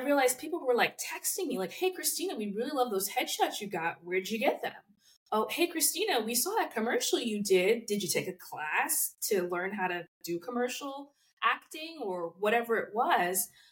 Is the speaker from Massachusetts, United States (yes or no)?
no; New Jersey, United States; moved away as an adult; also born or lived in New York; now in Los Angeles, United States; I'm actually from New Jersey